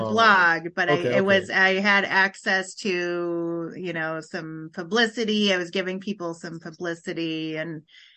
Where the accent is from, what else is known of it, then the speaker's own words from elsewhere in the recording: Huron, South Dakota, United States; I am from South Dakota. I'm from a town called Huron, South Dakota